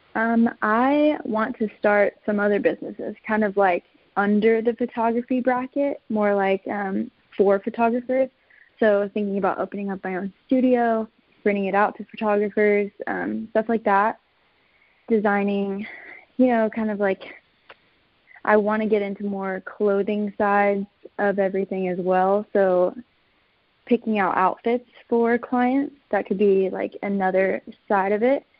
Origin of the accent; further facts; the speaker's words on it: Texas, United States; moved away as an adult; now in Phoenix, United States; I'm actually born and raised in Texas, and my family moved here my sophomore year of college.